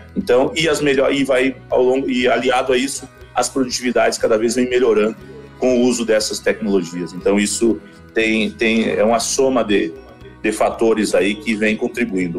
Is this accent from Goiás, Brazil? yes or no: no; the South, Rio Grande do Sul, Brazil; also born or lived in Palmeira das Missões / Panambi; a gente veio lá do Sul